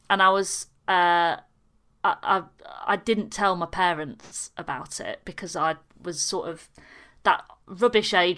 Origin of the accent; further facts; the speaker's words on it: Yorkshire and the Humber, United Kingdom; got all the way home back in Yorkshire